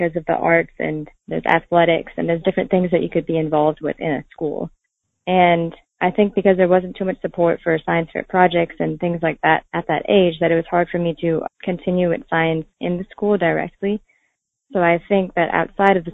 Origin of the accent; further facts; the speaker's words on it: Columbus, Georgia, United States; my hometown of Columbus, Georgia